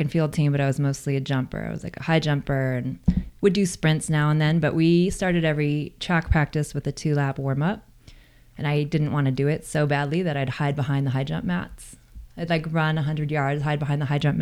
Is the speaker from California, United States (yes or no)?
yes; San Diego, California, United States; I grew up in San Diego, North County.